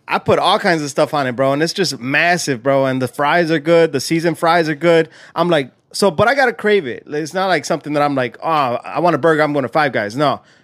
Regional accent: California, United States; now in Illinois, United States; was born and raised in Cali

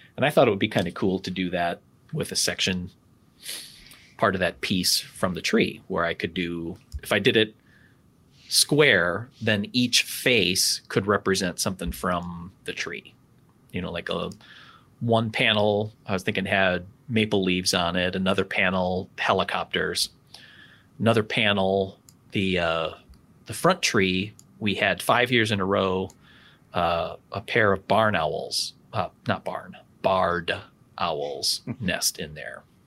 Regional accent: Wisconsin, United States; I'm from Wisconsin, so I can tolerate some cold

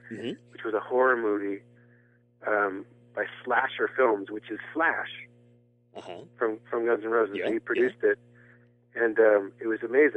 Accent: East Coast, Northeast, United States; I grew up on the East Coast in the Northeast

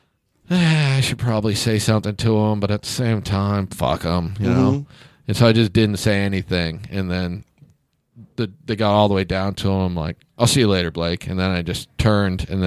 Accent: Kansas, United States; I'm from Kansas

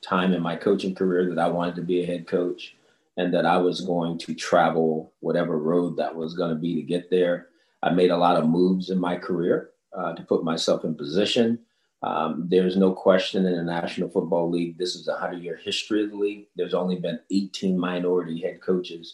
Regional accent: Los Angeles, California, United States; I grew up in South Central Los Angeles

